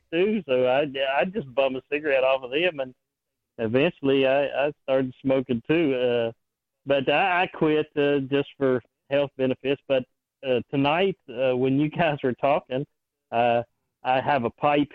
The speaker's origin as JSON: {"language": "English", "region": "West Virginia", "country": "United States", "tie": "born or raised there", "said": "I grew up in West Virginia, and we grew tobacco"}